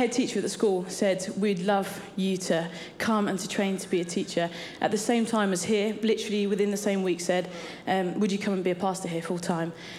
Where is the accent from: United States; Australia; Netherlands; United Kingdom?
United Kingdom; Cambridge, East of England; I grew up in Cambridge and great city